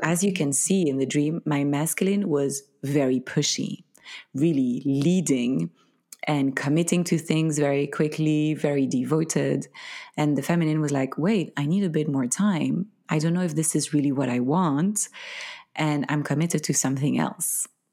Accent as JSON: {"language": "English", "country": "Belgium", "first_language": "French", "second_language": "English", "moved": "yes", "said": "I'm from Belgium. originally"}